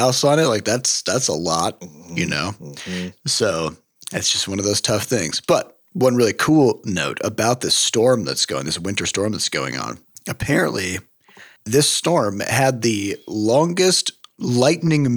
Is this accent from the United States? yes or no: yes; Midwest, United States; now in St. Louis, United States; as a Midwesterner